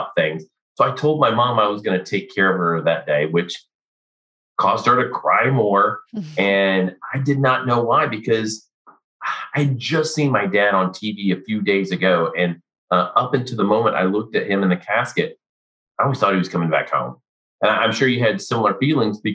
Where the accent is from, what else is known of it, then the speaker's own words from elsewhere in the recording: Missouri, United States; also born or lived in Fort Riley; now in Texas, United States; I grew up in Missouri because I'm a third generation military guy.